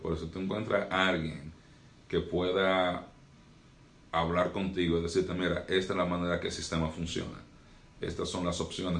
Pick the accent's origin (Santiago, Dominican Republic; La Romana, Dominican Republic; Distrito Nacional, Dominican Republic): Santiago, Dominican Republic; Santiago de los Caballeros; also born or lived in North Florida; now in Florida, United States; yo nací y crecí en República Dominicana